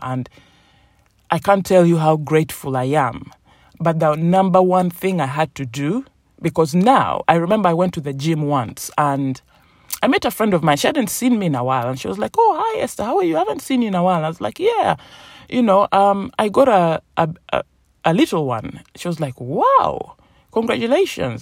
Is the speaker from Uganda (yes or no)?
yes; Uganda; also born or lived in England; now in United Kingdom; I was born in Uganda, a place in Africa, in East Africa, beautiful country, um, tropical weather and my family moved over to the United Kingdom, to England. And so when my mom died, I moved over as well.